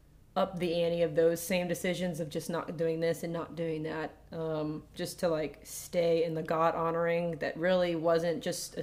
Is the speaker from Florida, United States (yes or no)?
yes; Florida, United States; also born or lived in Virginia; So I'm 21. I pretty much grew up here for the most part, grew up in the church as well.